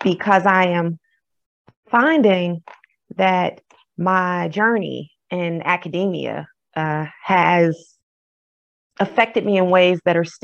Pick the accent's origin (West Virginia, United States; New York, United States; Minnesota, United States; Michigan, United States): Michigan, United States; Detroit; moved away; also born or lived in the South (family); I am originally from Detroit, Michigan